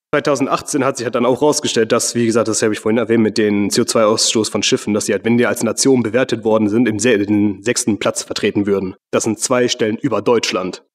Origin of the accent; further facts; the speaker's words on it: Mauritius; moved away; in meiner Heimat, gegenüber von der Küste von Mauritius